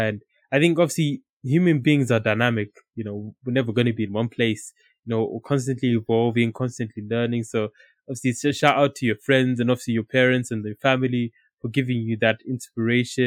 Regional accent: Zimbabwe; now in United Kingdom; growing up in Zimbabwe

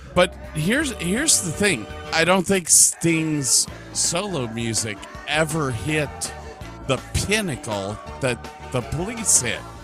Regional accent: Medina, United States; growing up in Medina

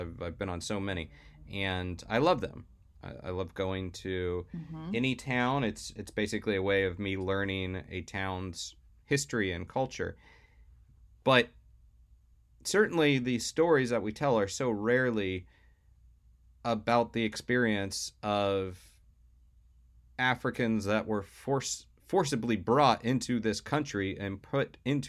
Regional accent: the South, United States; as we've mentioned before on this podcast, I was raised in the South. And I witnessed a lot of Confederate flags flying.

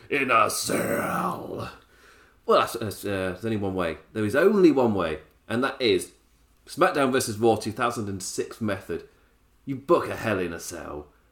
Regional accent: England, United Kingdom; me being English

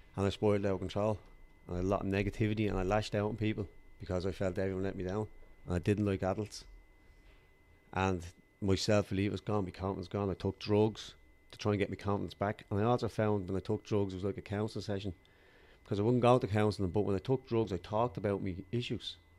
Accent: Dublin, Leinster, Ireland; I grew up in Darndale in Culloch, North County Dublin, uh, in a council estate.

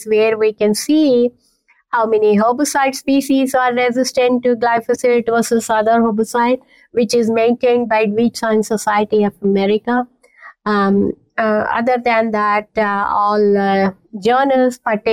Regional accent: India; moved away as an adult; also born or lived in Canada; now in Kansas, United States; I learned Indian classical music back when I was growing up in India

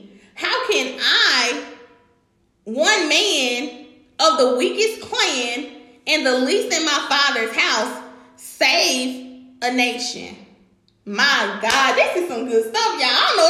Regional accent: Memphis, Tennessee, United States; Do you know where I came from? You know I grew up in North Memphis, right?

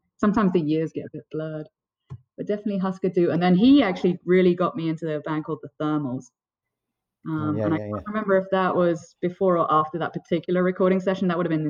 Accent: London, United Kingdom; born or raised there; moved away; also born or lived in Burlington, Vermont / New Jersey

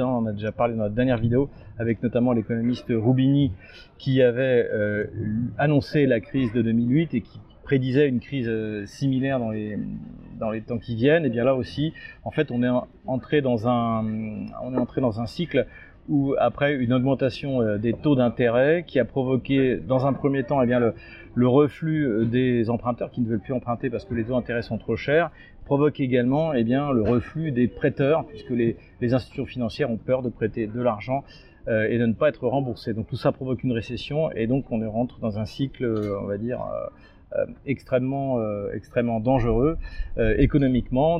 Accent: France; also born or lived in Russia; à moi en tant que Français

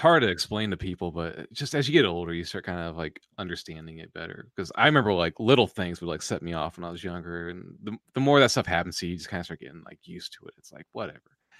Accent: United States; us Americans

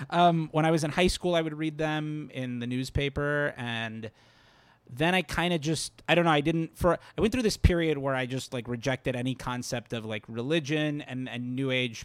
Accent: Fort Lauderdale, Florida, United States; Fort Lauderdale, Florida.

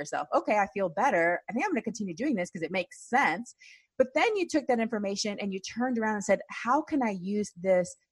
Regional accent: Texas, United States; now in Washington State, United States; I grew up in Texas, so I will consider myself always a Texan, even though now I live in Washington State

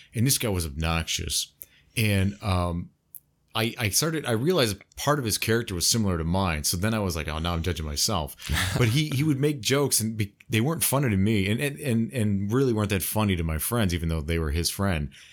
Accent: United States; I'm from the U.S., the United States

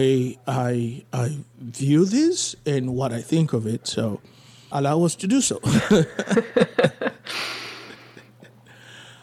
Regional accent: Haiti; I was born in Haiti

